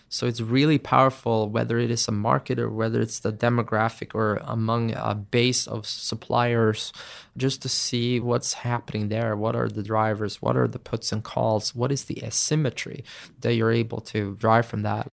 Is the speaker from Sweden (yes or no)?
yes; Sweden; my home country